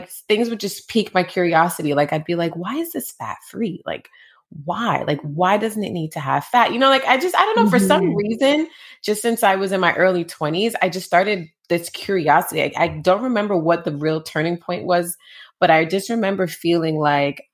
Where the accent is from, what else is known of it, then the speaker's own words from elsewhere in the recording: Jamaica; I was born in Jamaica.